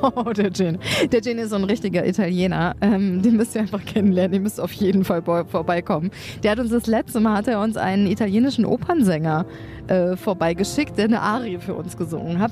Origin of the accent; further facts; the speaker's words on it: Sauerland, North Rhine-Westphalia, Germany; bei den Kühen im Sauerland in meiner Heimat